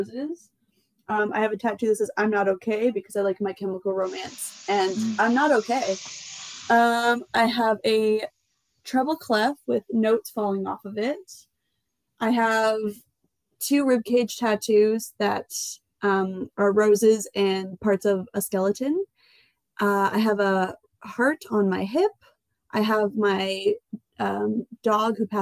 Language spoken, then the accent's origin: English; Canada; we're Canadian